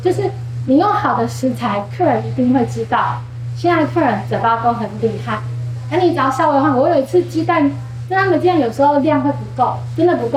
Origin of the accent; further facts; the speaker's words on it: Changhua, Changhua County, Taiwan; 彰化是一个务农的城市，其实我们家，我妈妈，我舅舅他们都是务农